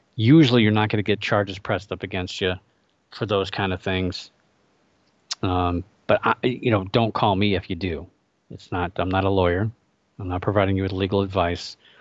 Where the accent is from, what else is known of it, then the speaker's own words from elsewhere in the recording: Ohio, United States; moved away; my home state of Ohio